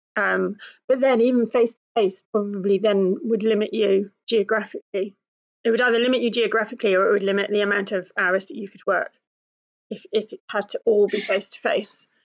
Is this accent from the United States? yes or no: no; United Kingdom; being British and coming from a certain kind of family